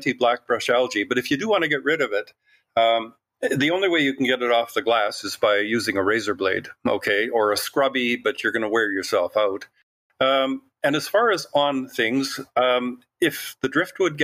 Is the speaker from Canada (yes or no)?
yes; Canada; Well, I am. Can you tell my accent?